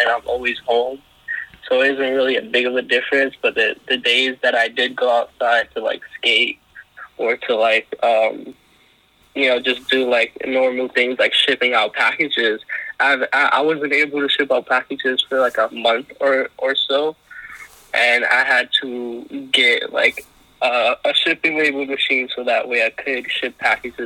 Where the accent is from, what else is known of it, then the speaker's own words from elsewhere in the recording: New York City, New York, United States; From New York. I was born and raised in Brooklyn